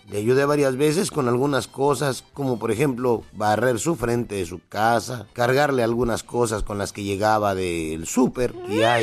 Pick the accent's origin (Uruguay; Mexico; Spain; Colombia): Mexico; Guadalajara, Jalisco; Soy de Guadalajara, Jalisco, la tierra donde serán